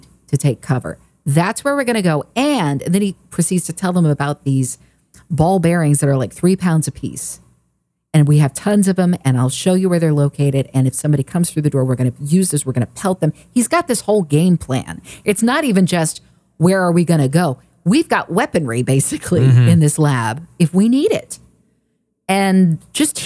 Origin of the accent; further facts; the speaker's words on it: Oklahoma, United States; also born or lived in California; now in Texas, United States; growing up in Oklahoma